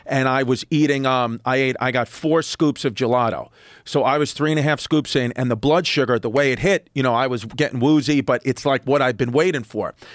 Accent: New York City, New York, United States; I grew up in New York City, great parents

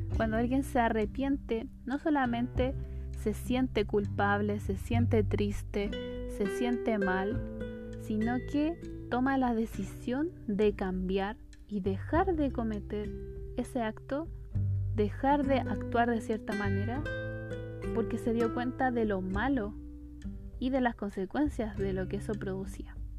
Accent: Chile; soy chilena

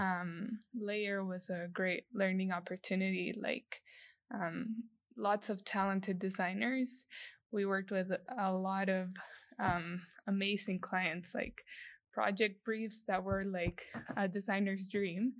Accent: El Salvador; moved away as an adult; also born or lived in Lafayette, Louisiana, United States; I was born and raised in El Salvador.

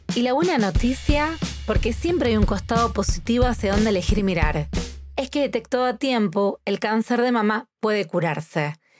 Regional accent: Rosario, Santa Fe, Argentina; soy argentina

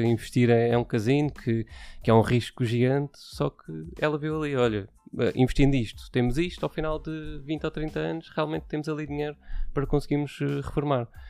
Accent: Setúbal, Portugal; moved away as an adult; now in Odivelas, Portugal; sou de Setúbal, natural de Setúbal, vivi lá durante, ehm, durante vinte e cinco anos

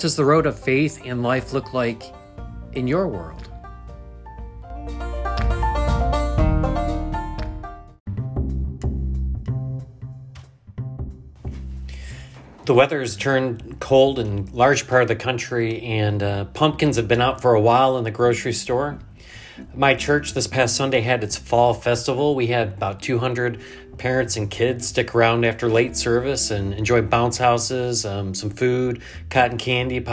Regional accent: New York, United States; growing up in New York. Grew up in a small town.

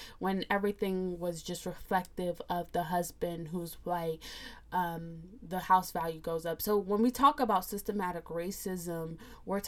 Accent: United States; I'm a Nigerian American. I say that because I was born here

